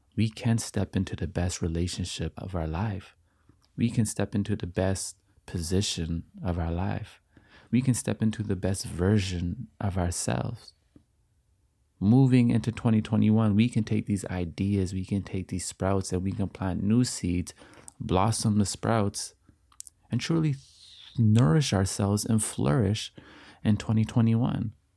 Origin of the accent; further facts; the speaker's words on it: Canada; as I am Canadian